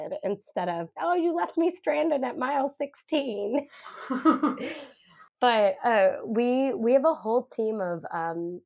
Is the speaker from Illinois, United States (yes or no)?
yes; Chicago, Illinois, United States; moved away; I grew up in the Chicago area.